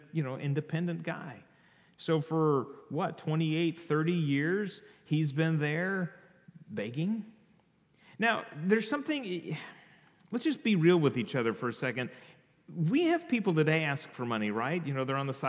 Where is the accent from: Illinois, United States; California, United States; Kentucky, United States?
California, United States; I grew up in California